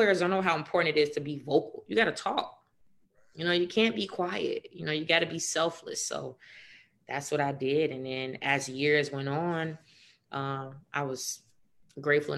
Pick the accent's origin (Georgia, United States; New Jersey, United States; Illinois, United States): Illinois, United States; Chicago; I'm from Chicago